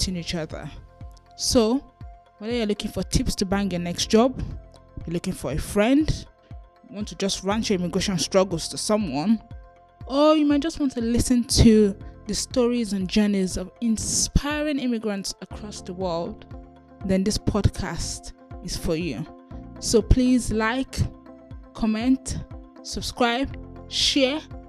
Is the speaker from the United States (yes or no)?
no; Nigeria; now in United Kingdom; I'm a Nigerian immigrant currently living in the UK